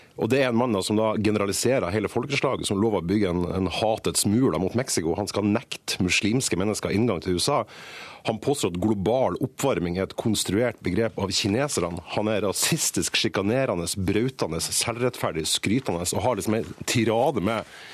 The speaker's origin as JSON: {"language": "Norwegian", "country": "Norway", "said": "jeg er norsk og ikke amerikaner"}